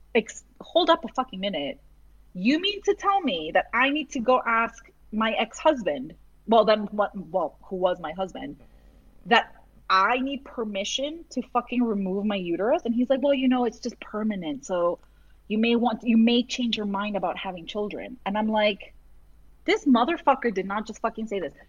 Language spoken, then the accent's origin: English; Massachusetts, United States; I grew up in Massachusetts and I went to school in Massachusetts